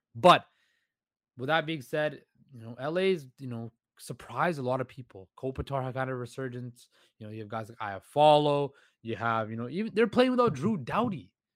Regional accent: Vancouver, British Columbia, Canada; growing up as a child and growing up in Vancouver

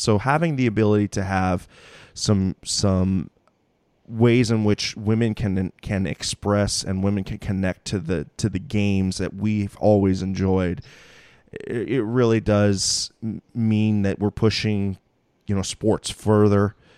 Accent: Mountain View, California, United States; I'm a Bay Area native. You know, I'm, I'm from Mountain View

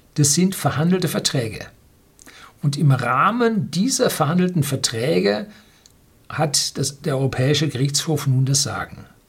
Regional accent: Bavaria, Germany

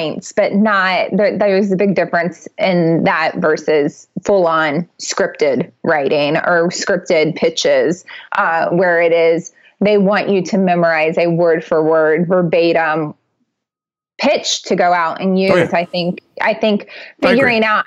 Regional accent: Ohio, United States; I'm from Ohio

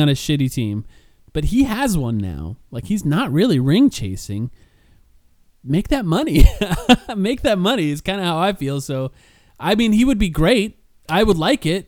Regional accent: Southwest, United States; I'm not from that area. I grew up in the Southwest

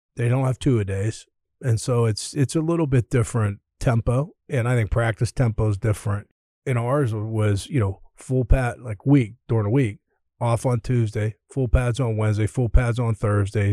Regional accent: Pittsburgh, Pennsylvania, United States; moved away as an adult; also born or lived in Chicago; Growing up in Pittsburgh, going to Pitt

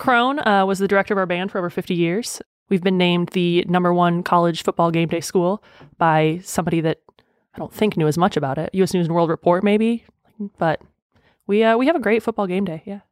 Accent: Burlington, Wisconsin, United States; now in Kentucky, United States; I'm from Burlington, Wisconsin, technically Boner's Lake

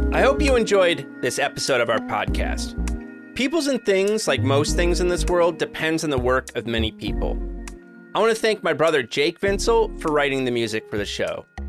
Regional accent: Joliet, Illinois, United States; I grew up in Joliet, Illinois

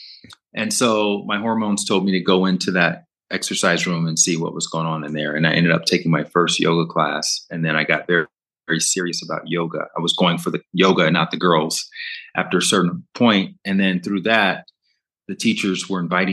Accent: Alabama, United States; moved away; also born or lived in Brooklyn; I'm from Alabama, which is the Bible Belt. So I grew up in the church

